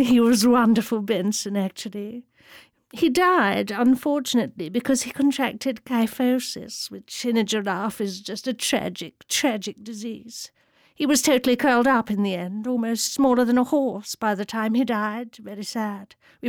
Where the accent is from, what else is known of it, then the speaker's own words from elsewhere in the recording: India; it was a wonderful time, actually, growing up in India. I was absolutely free in those days, you know. Really, you could just... Well, it was so safe in India.